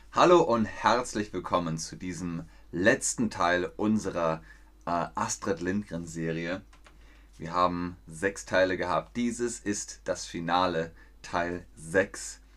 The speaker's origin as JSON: {"language": "German", "town": "Markt Schwaben", "region": "Bavaria", "country": "Germany", "tie": "born or raised there", "said": "Ich bin in Markt Schwaben zur Schule gegangen"}